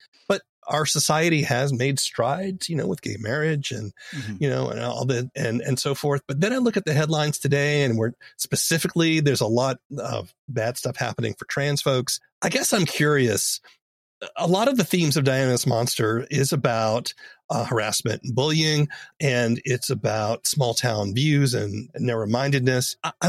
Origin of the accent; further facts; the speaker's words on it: the South, United States; I grew up in the South.